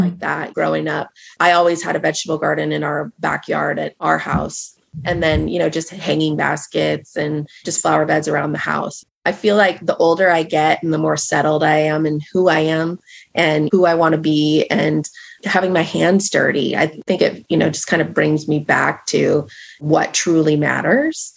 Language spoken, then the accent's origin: English; Marysville, Washington, United States; now in Stanwood, United States; So I was raised in Marysville, Washington, which is about 20 minutes away from here. So born and raised in the Pacific Northwest.